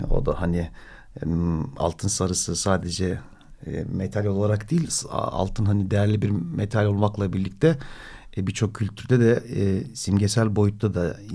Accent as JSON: {"language": "Turkish", "region": "Istanbul", "country": "Turkey", "said": "bir Kadıköy'lü olarak"}